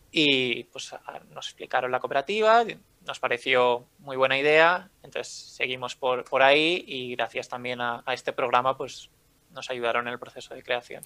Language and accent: Spanish; L'Hospitalet de Llobregat, Catalonia, Spain; now in Barcelona, Spain; soy de Barcelona. Eh, bueno, de, Hospitalet, pero ahora mismo vivo en Barcelona